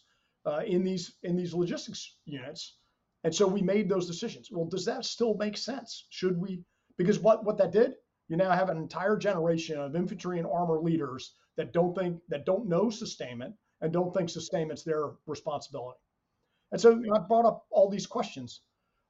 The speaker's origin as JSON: {"language": "English", "region": "New Jersey", "country": "United States", "said": "I'm an Irish kid from New Jersey"}